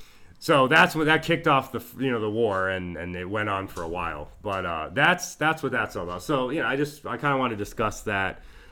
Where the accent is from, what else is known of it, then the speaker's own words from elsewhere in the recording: United States; as a very Americanized American, I'm an American, obviously, with Mexican heritage.